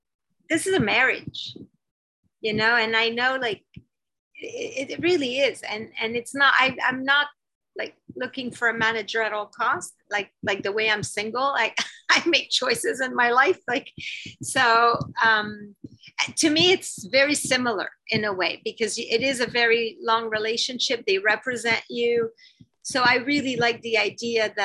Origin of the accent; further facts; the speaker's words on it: Canada; I'm Canadian